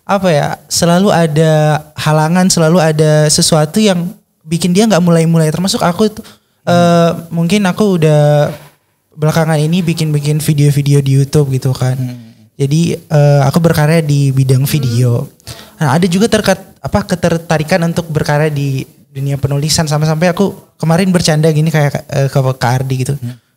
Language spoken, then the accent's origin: Indonesian; West Java, Indonesia; saya orang Jawa Barat nih, apakah di Jawa Barat ada FLP